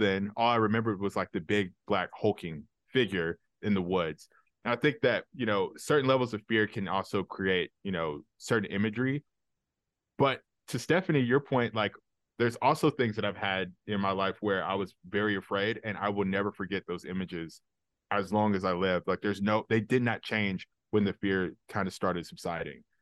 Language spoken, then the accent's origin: English; Alabama, United States; I grew up in Alabama